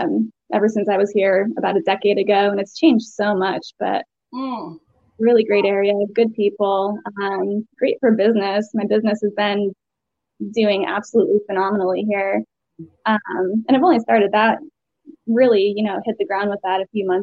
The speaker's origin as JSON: {"language": "English", "region": "Connecticut", "country": "United States", "also_born_or_lived": "Asheville, North Carolina / Savannah, Georgia", "moved": "as an adult", "lives_now": "North Carolina, United States", "said": "I'm from Connecticut originally"}